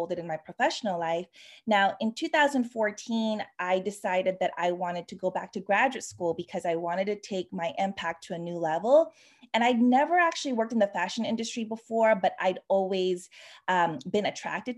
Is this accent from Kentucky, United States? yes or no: no; Sacramento, California, United States; moved away as an adult; also born or lived in New York City, United States; now in Paris, France; I'm a California native. I grew up in Sacramento, California